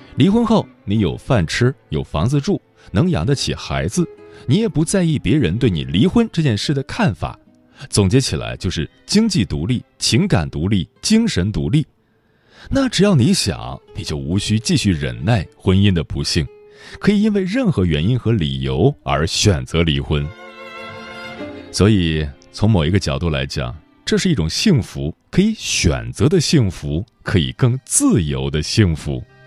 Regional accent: China; 我们中国人

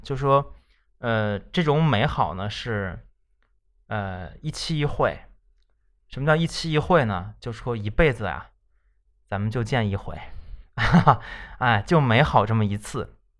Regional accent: northern China, China; 我们北方人

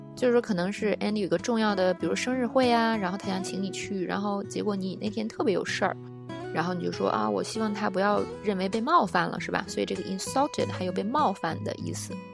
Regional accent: China; 作为中国人通常能比较了解

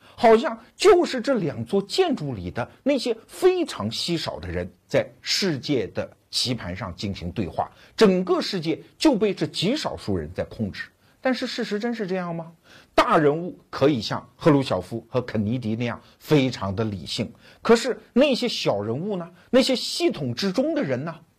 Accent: China

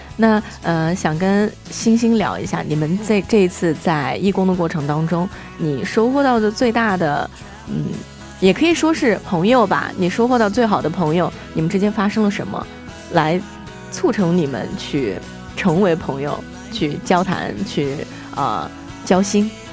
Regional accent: China; 我们中国人

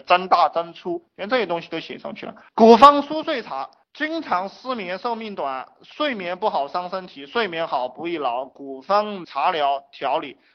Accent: China; 我们中国人含蓄

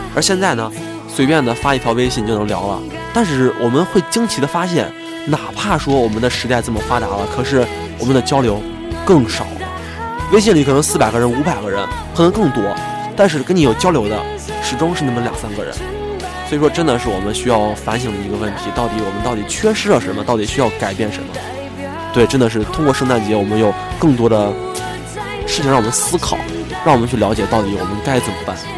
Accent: Xi'an, Shaanxi, China; 我是在西安嘛，我西安人

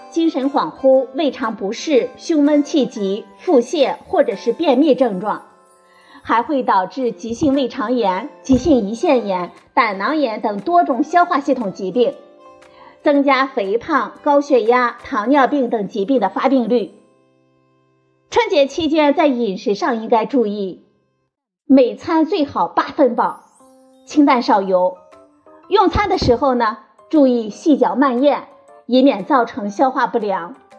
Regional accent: China; 我们中国人

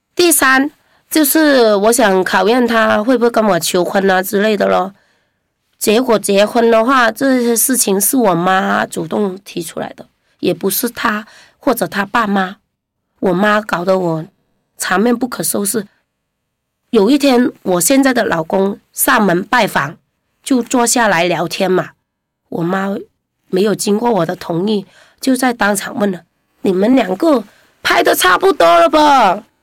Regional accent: Guangzhou, Guangdong, China; 我们广州人最喜欢相亲

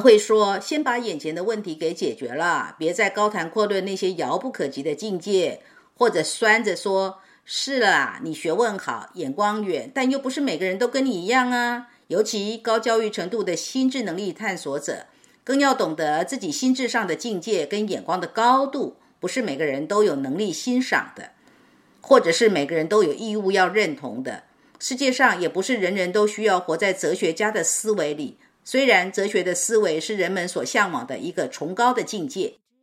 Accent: Northeast China, China; 我小时候是在东北偏远农村的小山沟里长大的，兄弟姐妹四个，我排行老三，爸妈都为农活儿家计辛苦劳作，早出晚归

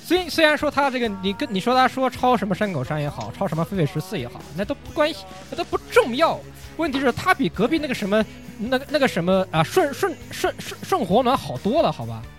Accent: China; 作为一个中国人来说

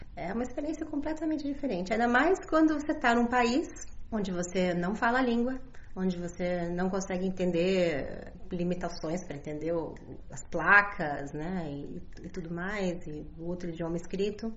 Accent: Brazil; enquanto brasileiros

